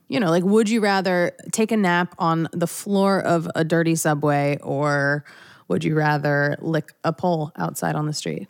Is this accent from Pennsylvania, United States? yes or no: yes; outside of Philadelphia, Pennsylvania, United States; I grew up outside of Philadelphia